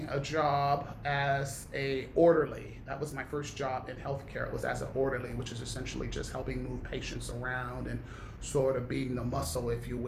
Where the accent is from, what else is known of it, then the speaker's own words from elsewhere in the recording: Long Beach, California, United States; also born or lived in Milwaukee, Wisconsin; I moved from Milwaukee to Long Beach when I was 10 years old.